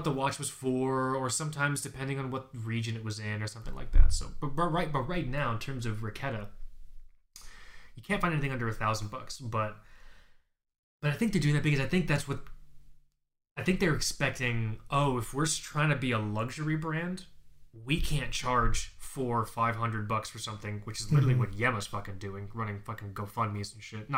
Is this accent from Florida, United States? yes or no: yes; Florida, United States; I'm from Florida